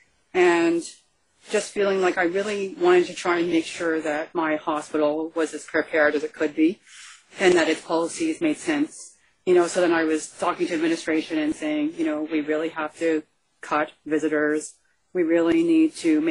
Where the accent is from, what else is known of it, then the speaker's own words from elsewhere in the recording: Canada; I'm from Canada.